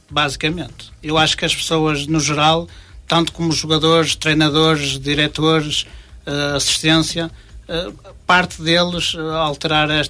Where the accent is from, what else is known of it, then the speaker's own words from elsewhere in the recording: Norte, Portugal; uma vez que eu não sou de Famalicão, sou de cidade próxima